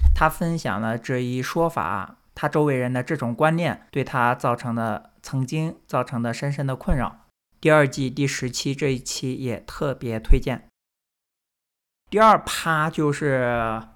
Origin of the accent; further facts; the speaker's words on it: Northern Jiangsu, China; now in United States; 我不是江西的，我是苏北的